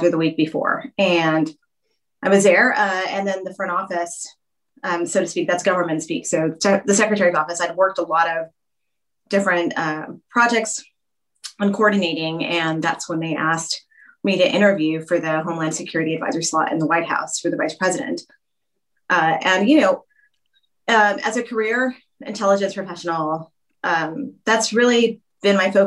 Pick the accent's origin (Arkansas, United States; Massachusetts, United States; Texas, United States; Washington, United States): Texas, United States; I'm from Texas and we take our marching bands really seriously down there